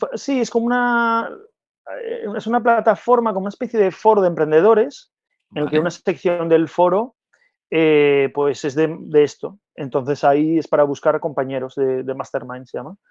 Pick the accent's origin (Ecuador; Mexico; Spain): Spain; Gijón, Asturias; moved away as an adult; yo soy de Gijón de Asturias